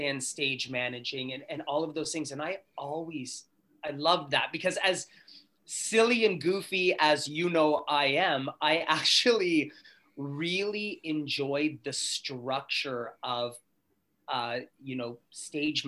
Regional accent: Sudbury, Ontario, Canada; moved away; also born or lived in Toronto; I grew up in Sudbury, Ontario

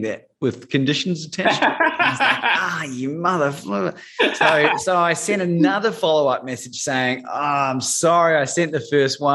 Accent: New Zealand; growing up in New Zealand

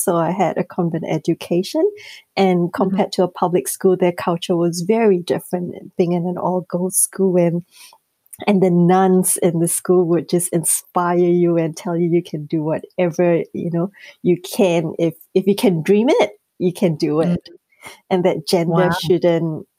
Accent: Singapore; moved away as an adult; I grew up in Singapore, and being, you know, from an Asian descent

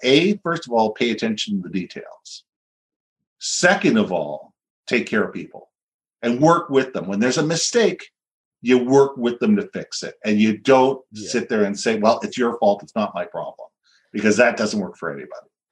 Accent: Vancouver, British Columbia, Canada; moved away as an adult; also born or lived in Minneapolis, United States; I grew up here. I was in Vancouver till about 1987. Went through high school, elementary school.

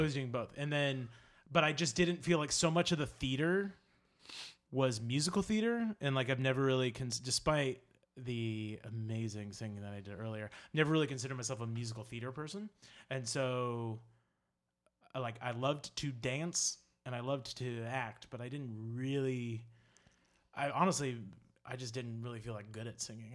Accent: Charleston, South Carolina, United States; moved away as an adult; now in New York, United States; I'm from Charleston, South Carolina. Um, I lived there forever, and then I moved to New York. Yeah, so I was there for, uh, twenty-two years.

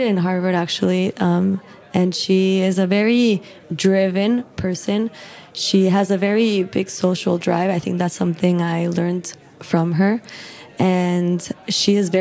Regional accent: Mexico City, Mexico; moved away as an adult; also born or lived in New York, United States; now in United States; I'm from Mexico City. I was originally born in New York and grew up there until I was 8 years old. And then afterwards, I moved to Mexico. So I've been living there for the past 18 years

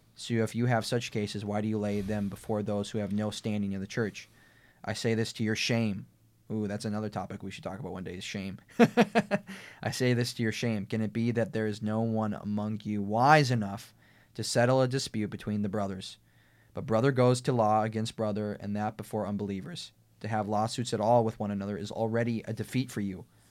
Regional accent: United States; we have the right, the civil right of being American citizens

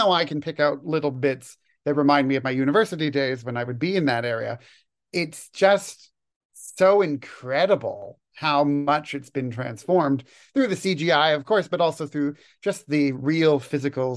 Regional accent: Toronto, Ontario, Canada; moved away as an adult; also born or lived in Edmonton, Alberta; I was born and raised in Toronto, but I did my undergraduate degree in Edmonton.

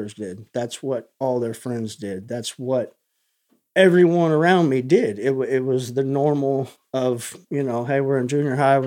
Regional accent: Tomball, Texas, United States; I was born here in Tomball, Texas. I have lived 30 minutes from here the majority of my life.

